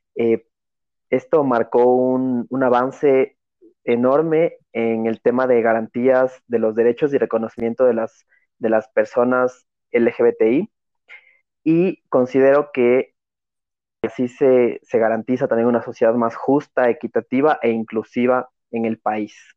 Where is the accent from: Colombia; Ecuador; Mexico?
Ecuador; fue un, un motivo de orgullo de ser ecuatoriano